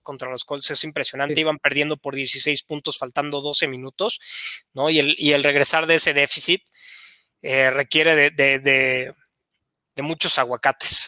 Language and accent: Spanish; Querétaro, Mexico; moved away as an adult; also born or lived in Estado de México; yo soy de Querétaro, jugué en infantiles, en los Gatos Salvajes de la Universidad Autónoma de Querétaro